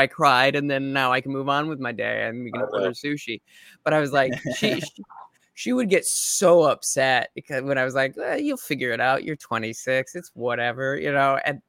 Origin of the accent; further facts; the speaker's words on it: Midwest, United States; Maybe it's because I'm from the Midwest or whatever.